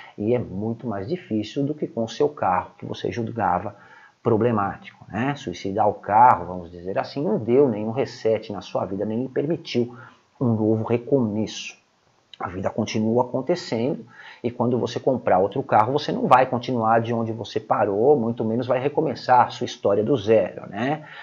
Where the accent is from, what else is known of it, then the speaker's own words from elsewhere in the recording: Brazil; como brasileiros que moramos no Brasil